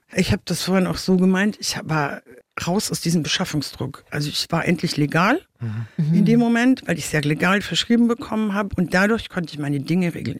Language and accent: German; Munich, Bavaria, Germany; now in Wiesbaden, Germany; ursprünglich komme ich aus München